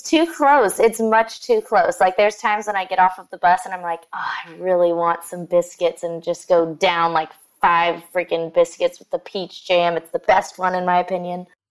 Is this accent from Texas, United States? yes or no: yes; Sugar Land, Texas, United States; growing up in that area